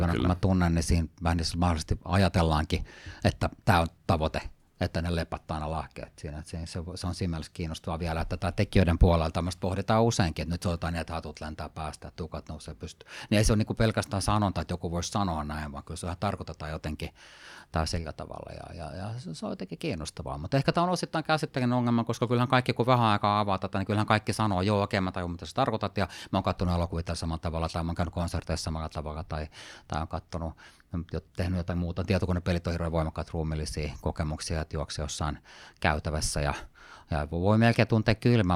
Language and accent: Finnish; Sweden; moved away; mä oon tämmöinen osittain ruotsakana, mä oon kasvanut Ruotsissa, suomalaisesta taustaa